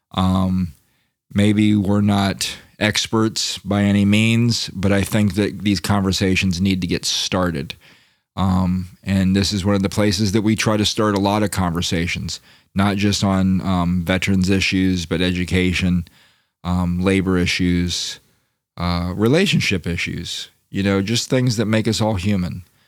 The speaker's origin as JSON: {"language": "English", "region": "Florida", "country": "United States", "said": "I come from Florida, and, you know, I come from a mixed family"}